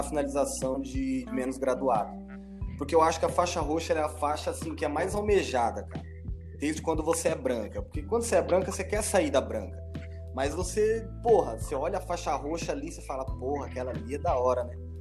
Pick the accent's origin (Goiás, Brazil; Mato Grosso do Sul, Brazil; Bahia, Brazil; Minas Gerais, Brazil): Mato Grosso do Sul, Brazil; Campo Grande; moved away as an adult; now in Florianópolis, Brazil; sou de Campo Grande, Mato Grosso do Sul, treinei lá na Aliança